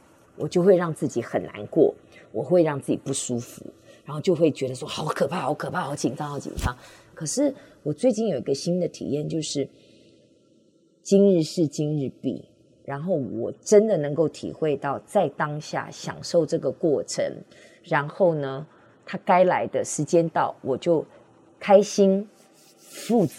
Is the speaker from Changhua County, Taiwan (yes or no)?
no; Hsinchu, Hsinchu City, Taiwan; born there; 因为我是新竹市出生的